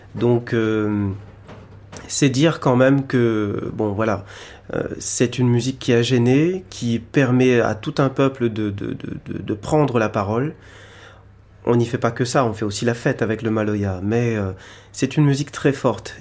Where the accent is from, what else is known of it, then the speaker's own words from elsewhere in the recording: Réunion; je viens de l'île de la Réunion